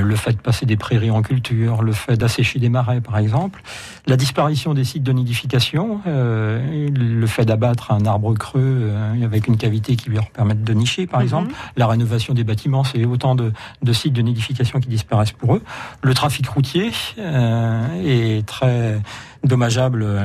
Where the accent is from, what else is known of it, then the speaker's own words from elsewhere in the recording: Poitou-Charentes, Nouvelle-Aquitaine, France; chez nous, en Poitou-Charentes